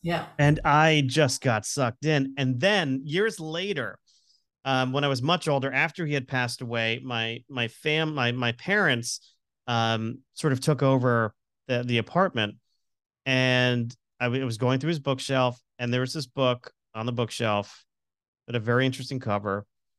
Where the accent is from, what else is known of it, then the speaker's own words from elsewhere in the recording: Florida, United States; I grew up in Florida. He was a New Yorker.